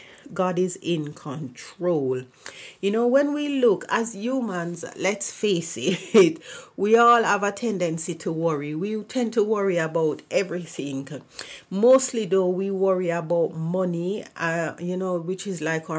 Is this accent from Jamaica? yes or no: yes; Jamaica; moved away; I am from Jamaica